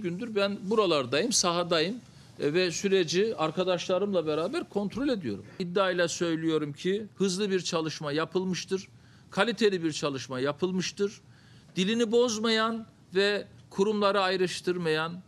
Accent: Istanbul, Turkey; test etmiş bir İstanbulluyum

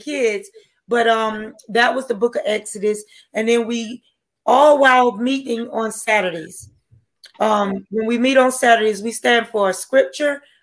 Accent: Wilmington, North Carolina, United States; now in Georgia, United States; I'm from Wilmington, North Carolina.

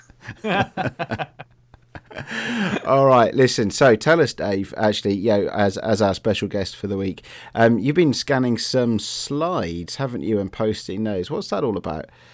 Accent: Bristol, South West England, United Kingdom; when I was a kid and we were growing up in Bristol

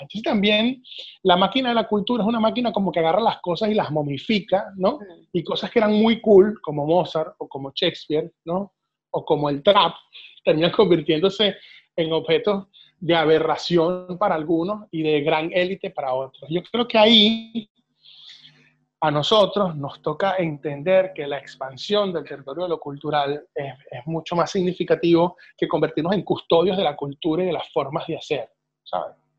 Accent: Venezuela

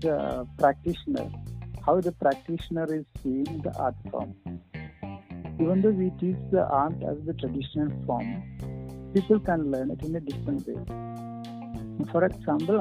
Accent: Kerala, India; moved away as an adult; now in Bangalore, India; I'm from Kerala.

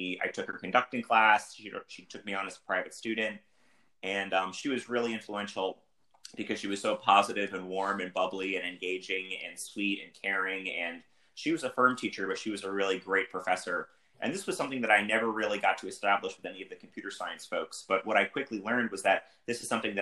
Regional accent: Northern New Jersey, United States; moved away as an adult; also born or lived in Ithaca, New York; now in Atlanta, United States; I was born and raised in the Northeast, and I never thought I would live in the South

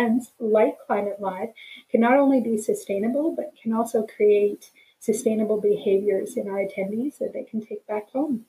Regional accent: Alberta, Canada; I'm born and raised in Alberta.

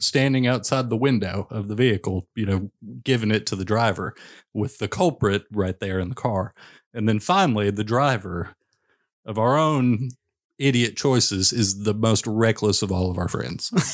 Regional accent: Western Kentucky, United States; I grew up in Western Kentucky

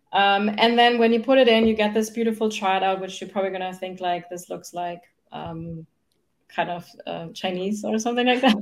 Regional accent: Germany; English is a second language; now in United States; I grew up in Germany. That's where I'm from, no? in, in case you wonder where my accent is from

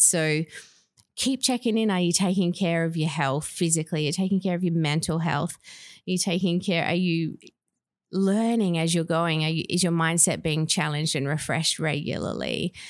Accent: Perth, Western Australia, Australia; moved away as an adult; also born or lived in Tasmania / Victoria / Northern Territory; I grew up in Perth, but lived in Tasmania, Victoria, and Northern Territory

